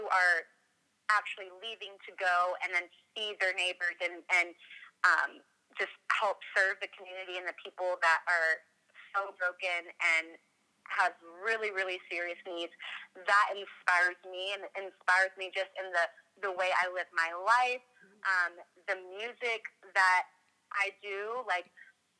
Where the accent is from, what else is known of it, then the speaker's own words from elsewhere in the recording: Washington, District of Columbia, United States; now in Indiana, United States; I grew up in the Washington, D.C. area, so like the city, suburban part of the East Coast